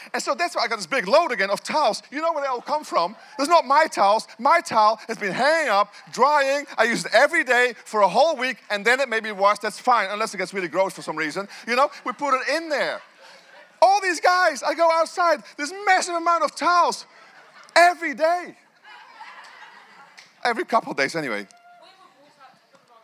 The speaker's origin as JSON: {"language": "English", "country": "Netherlands", "moved": "as an adult", "lives_now": "New Zealand", "said": "I left my country of Holland to be here in this nation"}